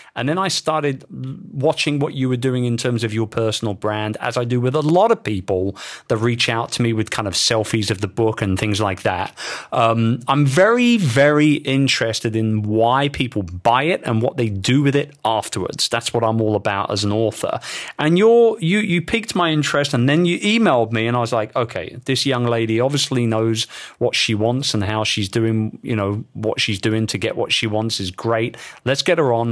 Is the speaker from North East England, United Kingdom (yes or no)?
no; London, United Kingdom; my hometown of London